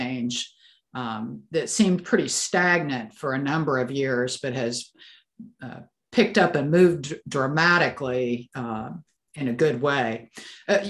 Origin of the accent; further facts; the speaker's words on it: Pacific Northwest, United States; also born or lived in eastern Washington; I'm from the Pacific Northwest